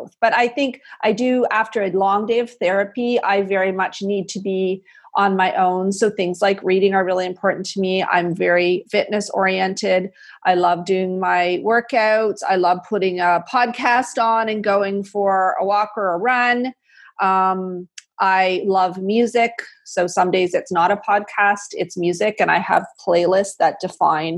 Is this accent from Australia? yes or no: no; Canada; I'm a Canadian